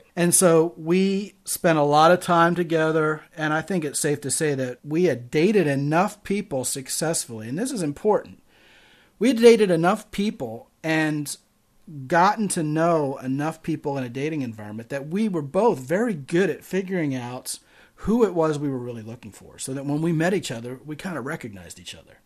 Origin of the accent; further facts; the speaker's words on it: Baltimore, Maryland, United States; also born or lived in Arizona; now in San Antonio, United States; I am originally from Baltimore, Maryland.